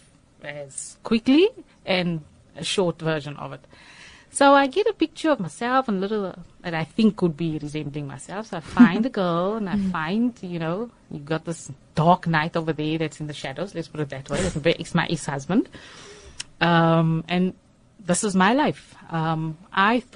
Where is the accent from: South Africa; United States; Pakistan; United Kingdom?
South Africa; Johannesburg, Gauteng; moved away as an adult; now in Cape Town, South Africa; I grew up in Johannesburg, got married